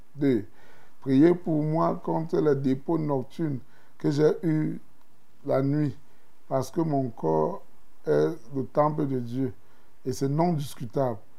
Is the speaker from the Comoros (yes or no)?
no; Cameroon; now in Armenia; je vis en Arménie et je suis un Camerounais